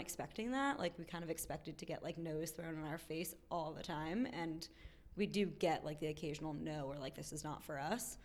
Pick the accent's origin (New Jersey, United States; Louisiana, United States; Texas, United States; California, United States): New Jersey, United States; Short Hills; moved away as an adult; also born or lived in Boston / Tokyo; now in Washington, D.C., United States; I grew up in New Jersey